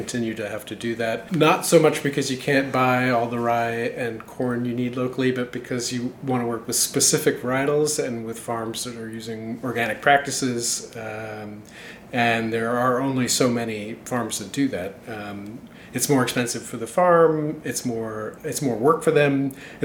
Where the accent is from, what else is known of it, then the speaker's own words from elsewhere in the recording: New York City, New York, United States; moved away as an adult; also born or lived in Adelaide, Australia; now in Washington, D.C., United States; I was born in Adelaide, Australia, and lived there until I was 8, and then moved to New York City. Mostly grew up in New York